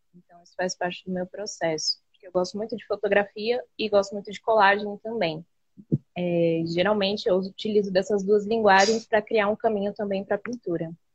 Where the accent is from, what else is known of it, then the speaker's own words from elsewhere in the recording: São Paulo, Brazil; que fica em Budas Artes, São Paulo, né? é, que é minha quebrada, onde eu nasci, onde eu cresci